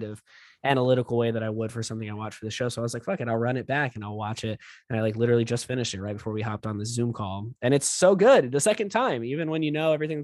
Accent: South Texas, United States; also born or lived in Corpus Christi, Texas; growing up in South Texas

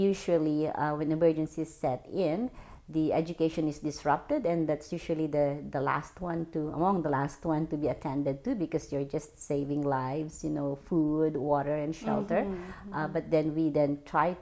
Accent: Philippines; moved away as an adult; also born or lived in Sudan / Somalia; now in Canada; I'm originally from the Philippines, but I married a Canadian, that's why I'm here in Canada.

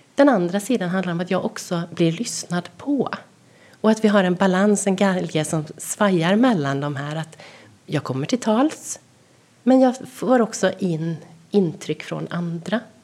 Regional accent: Sweden

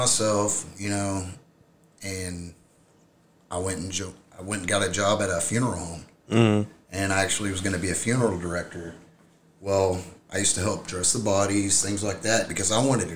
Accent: River Oaks, Texas, United States; I grew up in River Oaks, so there's a place down there called Camp Carter in that area

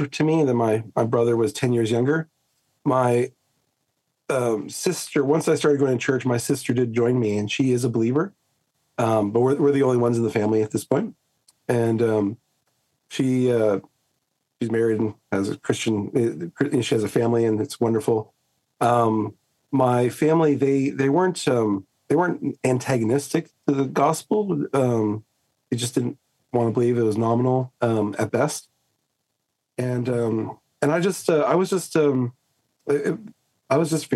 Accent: Southern California, United States; moved away as an adult; now in Australia; I grew up, I'm a SoCal boy, Southern California, and raised in an unbelieving home

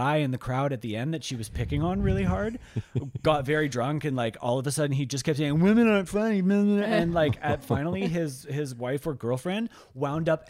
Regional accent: Canada; as Canadian entertainers

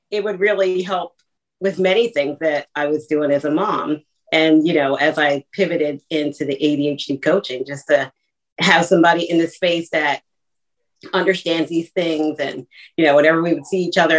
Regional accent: Philadelphia, Pennsylvania, United States; I'm from Philly

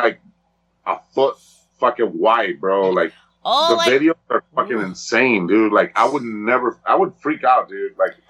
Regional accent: Los Angeles, California, United States; I'm not from Washington, D.C. I'm from L.A.

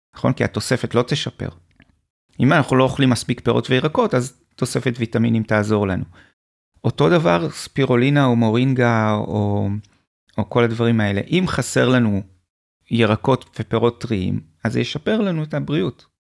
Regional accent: Hibat Tzion, Central District, Israel; גדלתי במושב בעמק חפר, שנקרא חיבת ציון

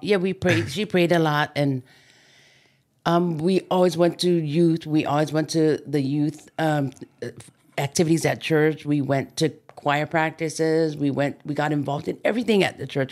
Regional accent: Maili, Hawaii, United States; I grew up in Waianae, s, um, actually Maili

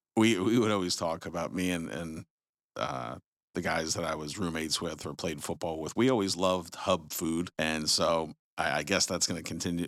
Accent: Jersey Shore, New Jersey, United States; moved away; I'm originally from the Jersey Shore

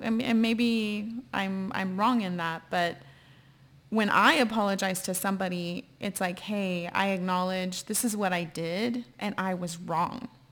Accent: San Antonio, Texas, United States; moved away; I'm from San Antonio, Texas

